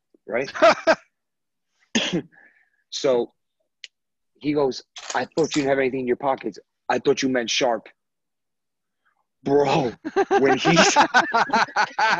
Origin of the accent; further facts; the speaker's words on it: United States; I'm American